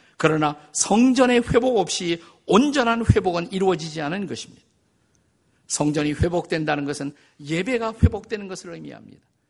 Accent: South Korea; 저는 우리 한국인들이라고 생각을 합니다

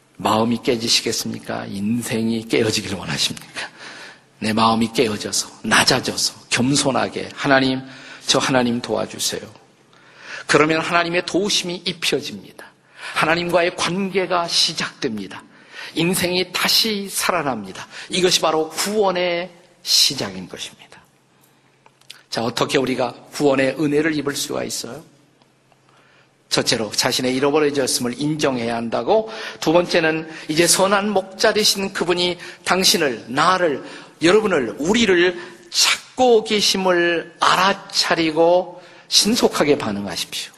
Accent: Suwon, Gyeonggi Province, South Korea; 제가 태어난 곳이 여기서 멀지 않습니다. 수원에 가시면 오목천이라는 곳이 있어요.

